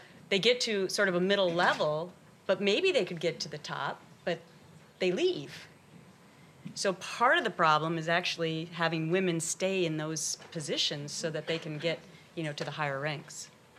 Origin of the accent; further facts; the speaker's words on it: Minnesota, United States; my sister works for a company where I grew up in Minnesota